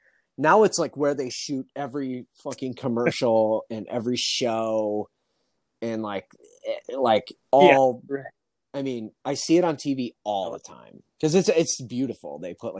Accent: Midwest, United States; now in Los Angeles, United States; Because I grew up in the Midwest and there's nothing there.

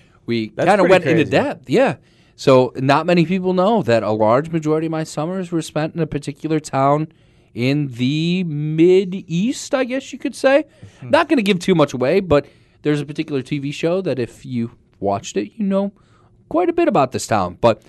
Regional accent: Scranton, Pennsylvania, United States; I'm also from Scranton, Pennsylvania myself.

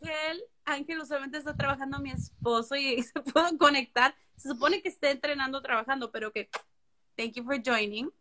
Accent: Mexico; moved away as an adult; also born or lived in Puerto Rico; yo soy mexicana

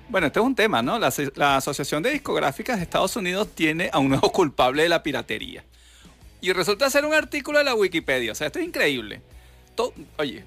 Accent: Venezuela; yo soy el único venezolano

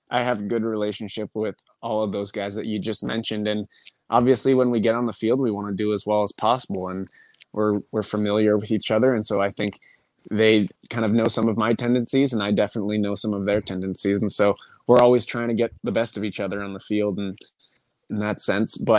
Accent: Portland, Oregon, United States; I came from Portland where we have a great tradition of the Timbers Army, and they're loud.

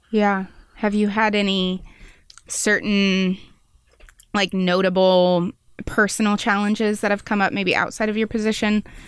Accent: Wichita, Kansas, United States; moved away as an adult; now in Manhattan, Kansas, United States; I went to a Catholic school. I'm, I'm from Wichita

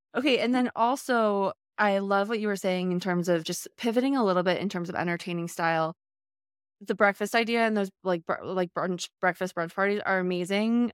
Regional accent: Charlottesville, Virginia, United States; moved away; I'm from Virginia originally, from Charlottesville

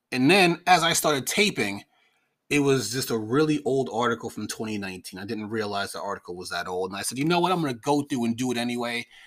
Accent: New York, United States; I'm from New York

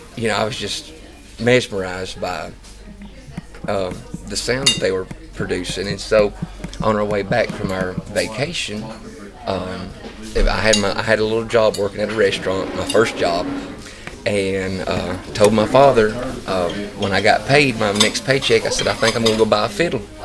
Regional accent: North Georgia, United States; I'm from North Georgia, but uh, I mean I live 20 minutes from the Tennessee line

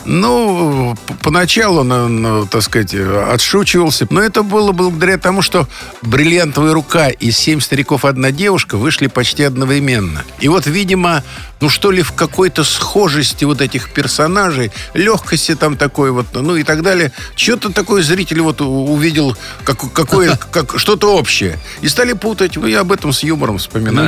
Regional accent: Moscow, Russia; Я родился на Арбате, а у меня просто через проходной двор улица Вахтангова

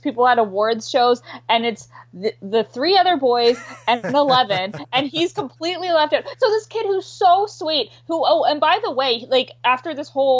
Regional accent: Canada; I'm Canadian

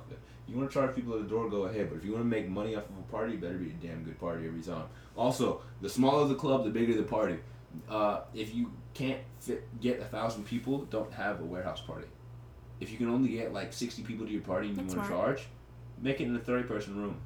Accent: Houston, Texas, United States; moved away as an adult; we didn't just grow up in Texas

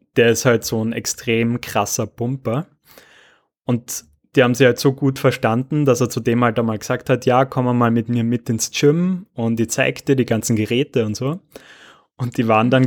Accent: Austria; bei uns in Österreich schon

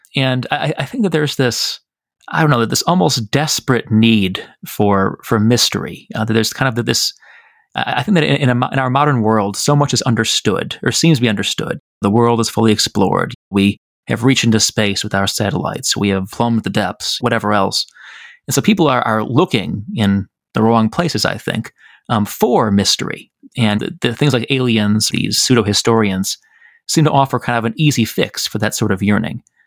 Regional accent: Chicago, Illinois, United States; also born or lived in Michigan; I'm from Chicago

